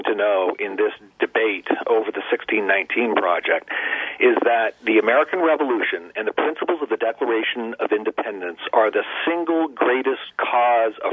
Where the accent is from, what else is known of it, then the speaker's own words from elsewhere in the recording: Ontario, Canada; moved away as an adult; now in United States; I was born and raised in Ontario, Canada